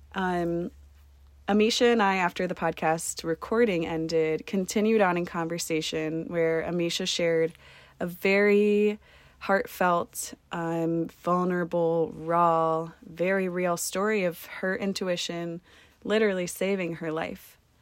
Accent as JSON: {"language": "English", "town": "Columbus", "region": "Ohio", "country": "United States", "moved": "yes", "said": "my home state in Columbus, Ohio"}